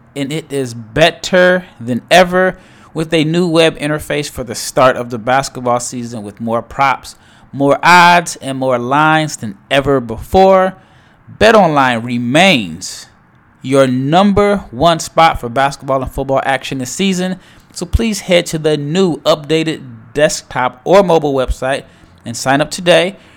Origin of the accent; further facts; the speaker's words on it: Omaha, Nebraska, United States; now in Dallas, United States; I am from Omaha, Nebraska